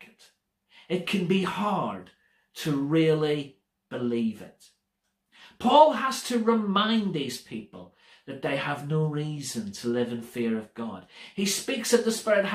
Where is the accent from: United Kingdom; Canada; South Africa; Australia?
United Kingdom; British people being British people